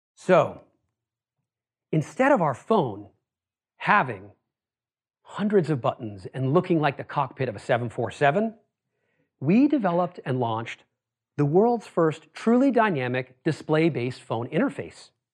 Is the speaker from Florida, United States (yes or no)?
no; Worcester, Massachusetts, United States; I grew up in Worcester, Massachusetts.